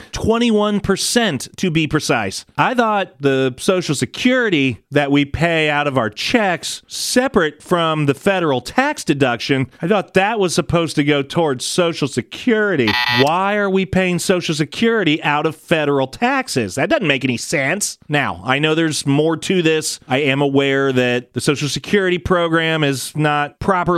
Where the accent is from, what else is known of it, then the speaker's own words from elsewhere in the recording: United States; as American people